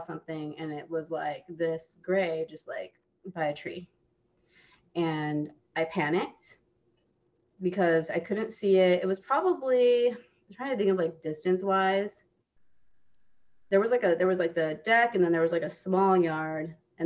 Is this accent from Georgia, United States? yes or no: no; Arizona, United States; I grew up in Arizona